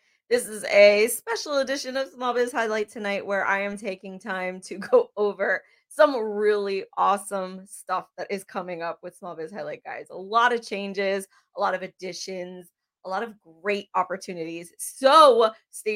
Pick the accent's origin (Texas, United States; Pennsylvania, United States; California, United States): Pennsylvania, United States; Bethlehem; now in New Cumberland, United States; I am originally from Bethlehem, Pennsylvania. I'm currently here in New Cumberland, Pennsylvania